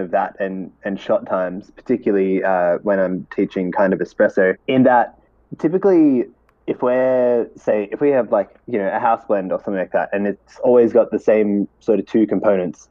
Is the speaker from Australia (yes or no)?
yes; Australia; I'm Australian.